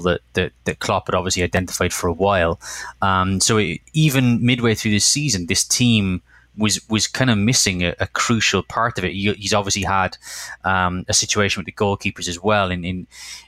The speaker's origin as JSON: {"language": "English", "town": "Cork", "region": "Munster", "country": "Ireland", "tie": "born or raised there", "said": "in a bar in Cork, my hometown"}